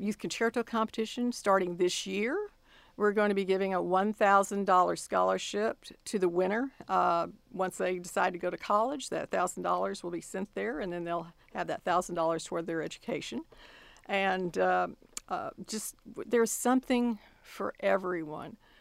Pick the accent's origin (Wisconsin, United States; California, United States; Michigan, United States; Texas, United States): Texas, United States; Austin; moved away as an adult; now in College Station, United States; my hometown is Austin, Texas